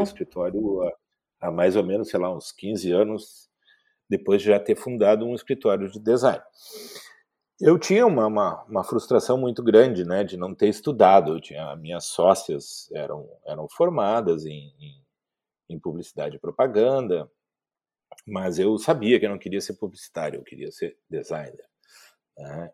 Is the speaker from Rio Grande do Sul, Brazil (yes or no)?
yes; Porto Alegre, Rio Grande do Sul, Brazil; also born or lived in Santo Ângelo; eu sou gaúcho, eh, de Porto Alegre. Eh, não nasci em Porto Alegre, nasci em Santo Ângelo, nas missões eh, rio-grandenses, mas, mas aí estou em Porto Alegre desde os dois anos.